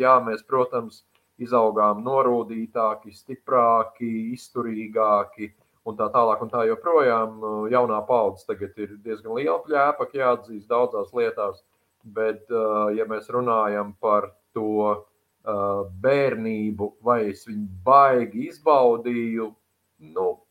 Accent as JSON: {"language": "Latvian", "town": "Sabile", "region": "Talsi Municipality", "country": "Latvia", "tie": "born or raised there", "moved": "yes", "lives_now": "Riga, Latvia", "said": "Esmu sabiedrnieks"}